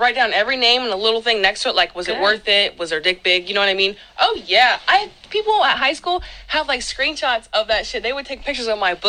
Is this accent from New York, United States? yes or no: no; Indiana, United States; I'm from Indiana.